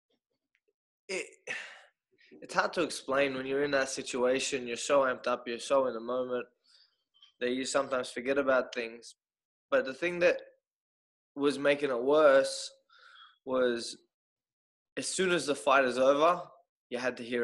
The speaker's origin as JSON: {"language": "English", "country": "Australia", "said": "I'm from Australia"}